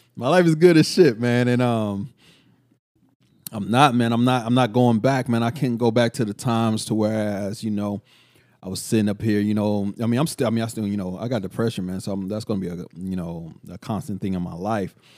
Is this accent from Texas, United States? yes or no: yes; Killeen, Texas, United States; moved away; also born or lived in Oakland, California; I'm from Culling